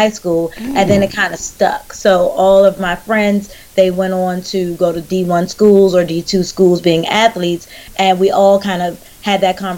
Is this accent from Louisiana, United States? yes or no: no; Charles County, Southern Maryland, United States; I grew up on the outskirts of Washington, D.C. It's called Southern Maryland. We grew up in Charles County.